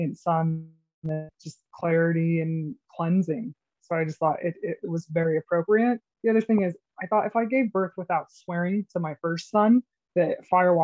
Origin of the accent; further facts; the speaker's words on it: Idaho, United States; my summers growing up in Idaho